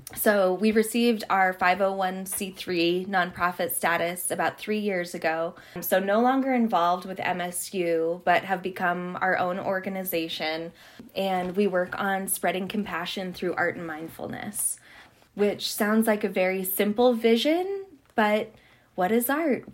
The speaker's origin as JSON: {"language": "English", "town": "Havre", "region": "Montana", "country": "United States", "tie": "born or raised there", "said": "I grew up in Haver, Montana. I'm very much of the prairie"}